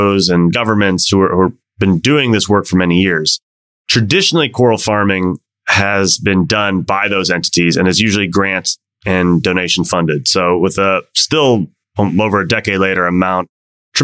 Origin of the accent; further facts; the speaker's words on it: Washington, District of Columbia, United States; my hometown of DC